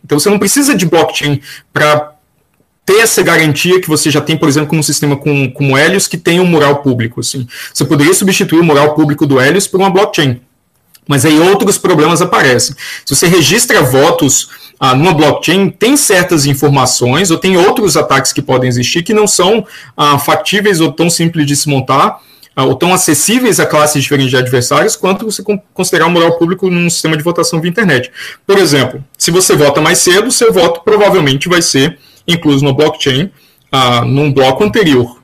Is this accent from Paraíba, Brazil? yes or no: yes; João Pessoa, Paraíba, Brazil; also born or lived in Campina Grande; Na Paraíba, eu nasci em Campina Grande, fui criado em João Pessoa, na capital